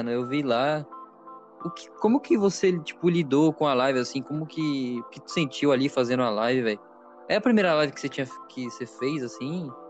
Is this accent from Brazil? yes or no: yes; São Paulo, Brazil; aqui em São Paulo, que os paulistas, a gente não tem muito sotaque.